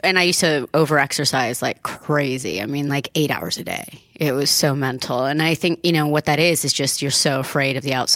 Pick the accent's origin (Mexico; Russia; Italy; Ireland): Italy; now in United States; after growing up in Italy and then getting sent to America in the 80s